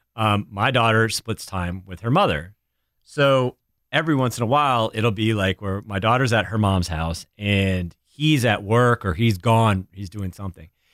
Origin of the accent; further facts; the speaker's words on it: New Hampshire, United States; moved away; growing up in New Hampshire, my, my mom's family was in Ohio and my dad's family was in Connecticut